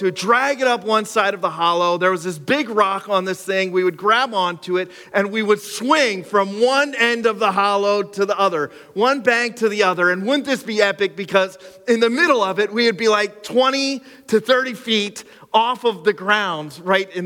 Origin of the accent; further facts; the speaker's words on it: Cressona, Pennsylvania, United States; I grew up in Cressona. I'm like Skook all the way through